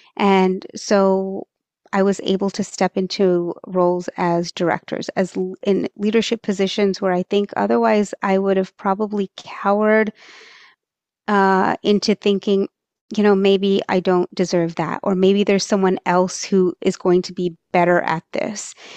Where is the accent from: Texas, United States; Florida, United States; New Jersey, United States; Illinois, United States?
Texas, United States; first language Marathi; I, um, was born and raised in Texas